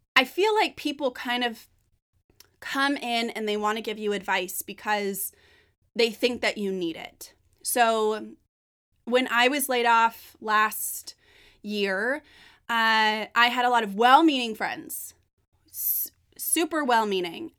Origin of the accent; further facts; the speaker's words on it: Northern California, United States; I'm from Northern California.